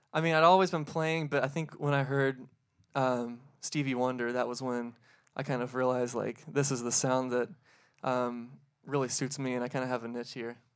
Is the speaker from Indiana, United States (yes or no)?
yes; New Albany, Indiana, United States; From New Albany